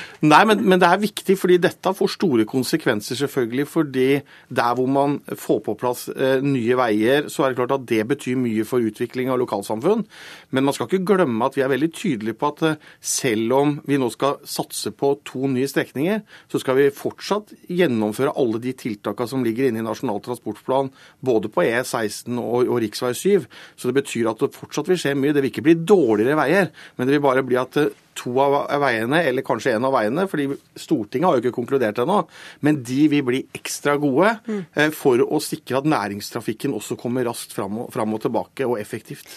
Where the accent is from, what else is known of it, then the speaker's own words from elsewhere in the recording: Telemark, Norway; jeg er, fra Telemark